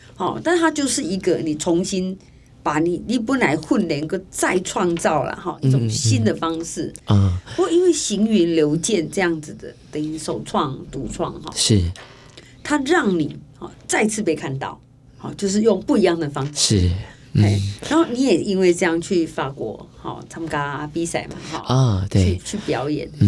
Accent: Taiwan; 我们是台湾人哎，

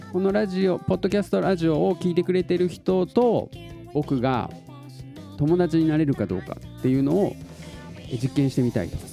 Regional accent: Tottori, Japan; 鳥取市の市民劇団みたいなのやってて

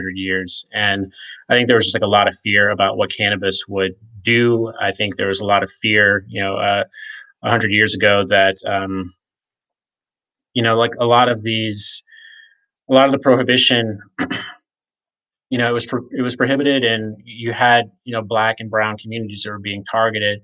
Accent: rural Virginia, United States; now in Colorado, United States; I grew up in a small town in rural Virginia that's 20 minutes away from where the Civil War ended

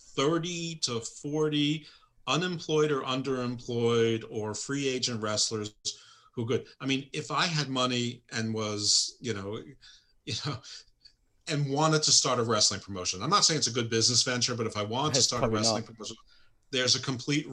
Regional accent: Baltimore, Maryland, United States; my hometown of Baltimore.

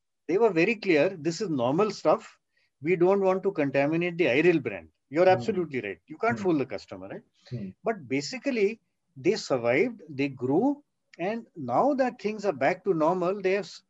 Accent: between Shimla and Solan, Himachal Pradesh, India; between Shimla and Solan, which is my hometown area

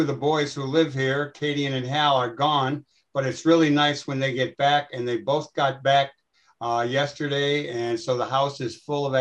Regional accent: Connecticut, United States; my home state of Connecticut

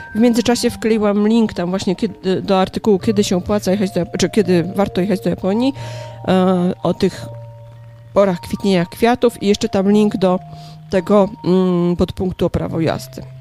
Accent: Kielce, Świętokrzyskie Voivodeship, Poland; moved away as an adult; now in Warsaw, Poland; Pochodzę z Kielc.

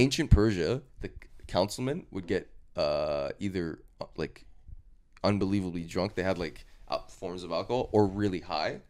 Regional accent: Canada; I'm Canadian

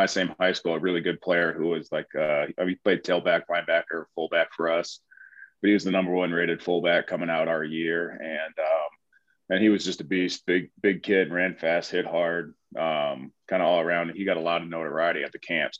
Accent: Mount Airy, Maryland, United States; moved away as an adult; also born or lived in Madison, Wisconsin / St. Louis; now in Los Angeles, United States; I was born and raised in Maryland, Mount Airy, Maryland

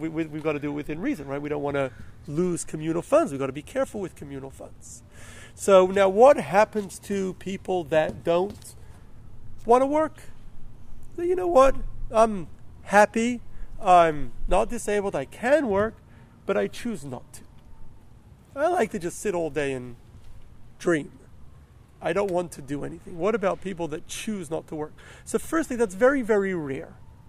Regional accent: Melbourne, Victoria, Australia; the community where I grew up in Melbourne

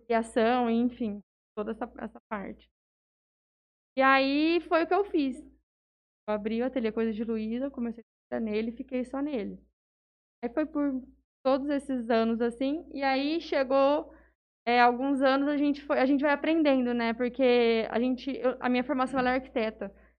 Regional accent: Jales, São Paulo, Brazil; Eu nasci em São Paulo, mas eu sou praticamente jalesense. Eu vim pra cá com um ano e pouquinho

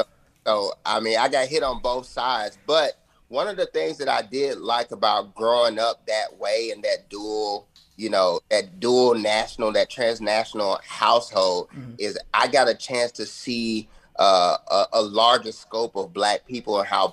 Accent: Huntsville, Alabama, United States; moved away as an adult; now in Nashville, United States; I grew up in Huntsville, Alabama.

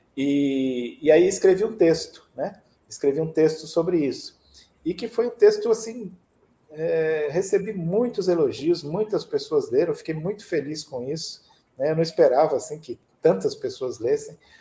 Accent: São Caetano do Sul, São Paulo, Brazil; now in São Paulo, Brazil; na minha cidade natal, São Caetano do Sul

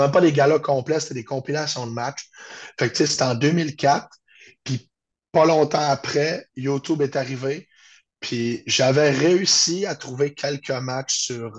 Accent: Chicoutimi, Quebec, Canada; Je suis de Chicoutimi au Saguenay-Lac-Saint-Jean.

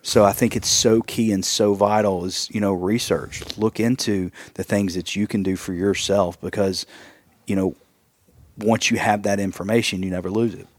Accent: East Tennessee, United States; also born or lived in Wisconsin; we are from East Tennessee

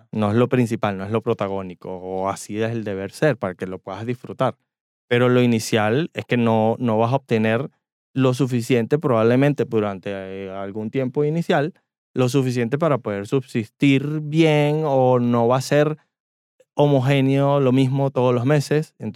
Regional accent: Venezuela; nosotros vinimos del trópico o de Venezuela, donde el clima es prácticamente igual todo

